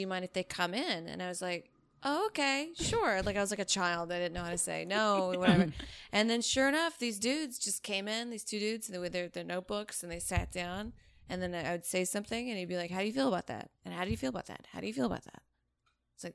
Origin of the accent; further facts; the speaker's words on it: United States; how do they know I'm an American?